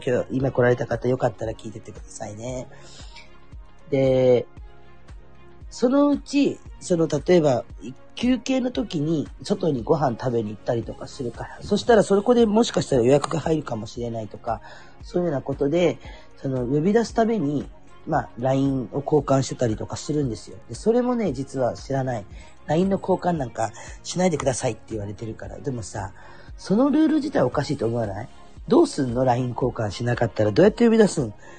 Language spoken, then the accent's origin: Japanese; Kurume, Fukuoka, Japan; 私は福岡の久留米で生まれたから、久留米の方に実家があったりとかって、まあそれはふるさと